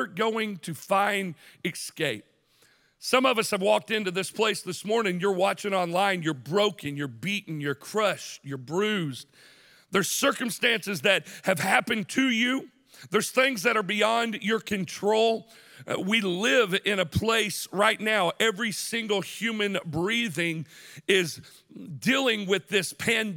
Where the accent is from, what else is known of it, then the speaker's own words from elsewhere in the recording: Chattanooga, Tennessee, United States; we grew up on the University of Tennessee at Chattanooga's campus, right there on Vine Street. I grew up next to the Kappa Sig House